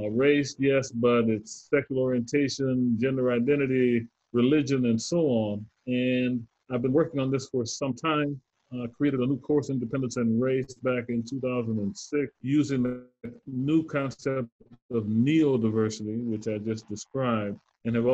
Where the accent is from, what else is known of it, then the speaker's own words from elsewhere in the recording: Southern United States, United States; So I grew up in the Jim Crow South.